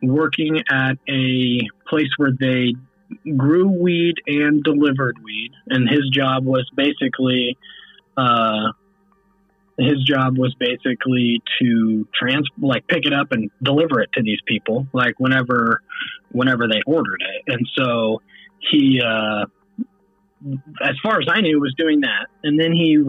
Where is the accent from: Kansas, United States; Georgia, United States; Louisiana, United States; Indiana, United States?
Indiana, United States; Cass County, near Delphi; we grew up right near Delphi, you know, we grew up in Cass County